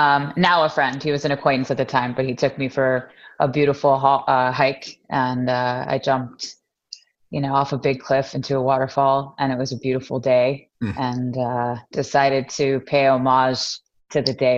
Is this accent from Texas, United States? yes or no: yes; Texas, United States; We're all from Texas